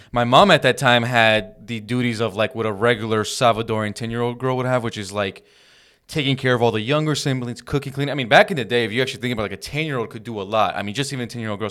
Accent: Downey, California, United States; we grew up in Downey, California

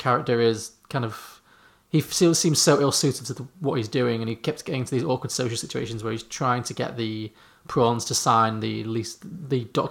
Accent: Liverpool, North West England, United Kingdom; moved away; I'm from Liverpool originally

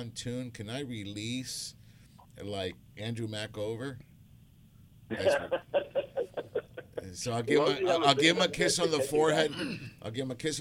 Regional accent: Argentina; moved away; I'm from Argentina. I've got a lot of family members in Argentina.

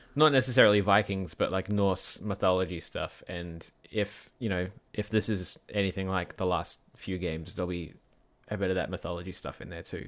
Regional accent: Perth, Western Australia, Australia; My hometown of Perth

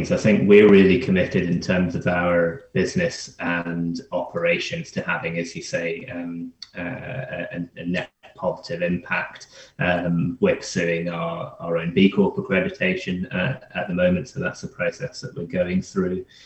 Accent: Scotland, United Kingdom; also born or lived in London; I'm, I'm from Scotland

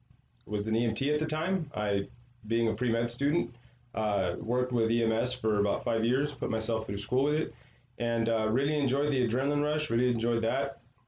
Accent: Fontana, California, United States; I currently am the principal at Hesperia Junior High. I grew up in Fontana, California. Kid from Fontana

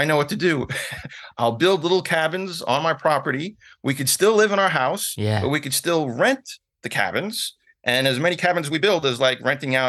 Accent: New York City, New York, United States; I was born in the Bronx, grew up in the city. My dad worked in the city. My mom worked in the city.

